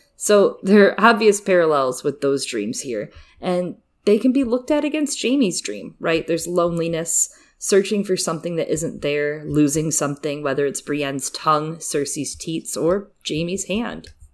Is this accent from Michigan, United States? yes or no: yes; Michigan, United States; I'm from Michigan